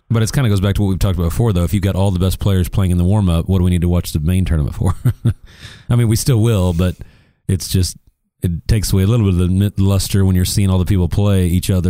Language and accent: English; United States; we're American